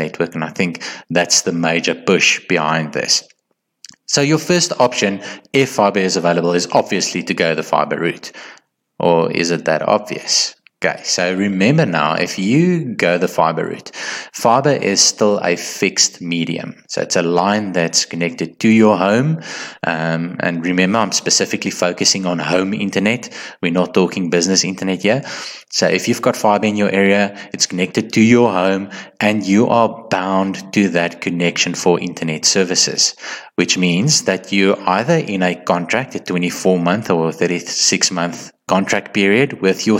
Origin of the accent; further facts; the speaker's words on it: South Africa; as a South African